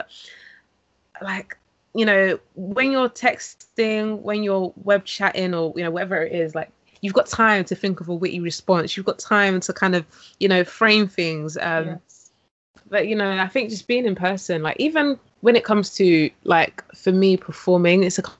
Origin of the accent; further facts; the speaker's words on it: London, United Kingdom; Yes, East London.